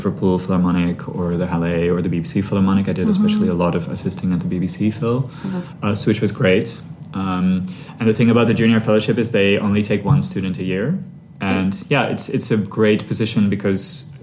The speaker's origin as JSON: {"language": "English", "country": "Sri Lanka", "tie": "born or raised there", "said": "I grew up in Sri Lanka"}